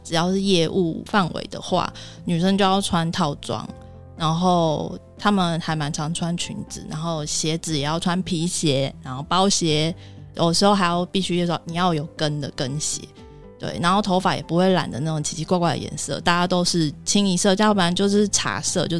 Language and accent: Chinese; Taiwan; 像我，我们台湾人可能工作一年可能是基本吧，然后三年就觉得哎，好了不起哦，就还蛮稳定的。